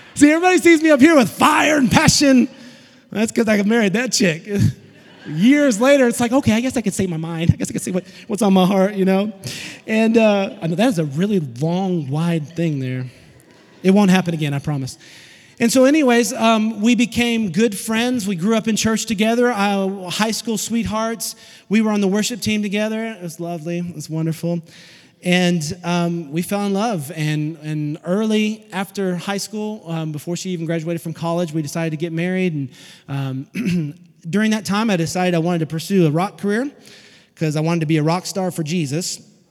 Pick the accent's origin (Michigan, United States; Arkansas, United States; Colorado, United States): Arkansas, United States; Fort Smith; also born or lived in Alma, Arkansas / Van Buren, Arkansas; now in Chattanooga, United States; Fort Smith, Arkansas was where I was born in a garage apartment